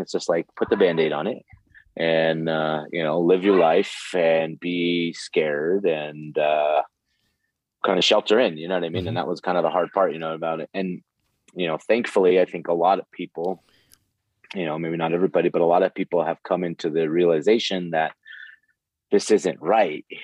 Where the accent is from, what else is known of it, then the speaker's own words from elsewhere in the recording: Santa Fe, New Mexico, United States; moved away as an adult; I I'm from Santa Fe, New Mexico, originally um, in the United States, and I lived here uh, till I was about 23.